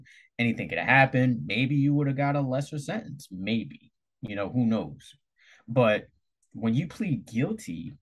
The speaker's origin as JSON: {"language": "English", "country": "United States", "said": "me being an American"}